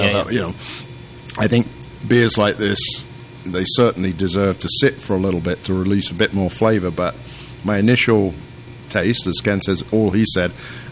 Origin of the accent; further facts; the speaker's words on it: United Kingdom; moved away; I am the Brit.